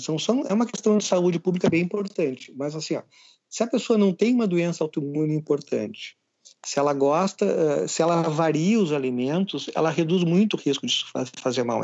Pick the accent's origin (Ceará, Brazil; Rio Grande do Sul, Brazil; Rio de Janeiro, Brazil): Rio Grande do Sul, Brazil; eu sou gaúcho